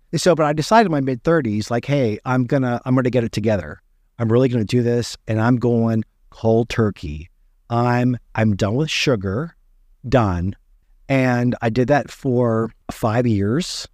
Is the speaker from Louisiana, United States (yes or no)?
no; West Virginia, United States; I grew up in West Virginia